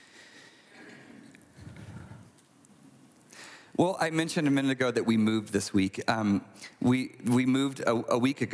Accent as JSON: {"language": "English", "country": "United States", "said": "I'm American"}